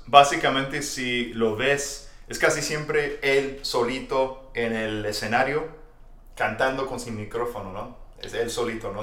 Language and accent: Spanish; Texas, United States; Spanish is a second language; soy de Texas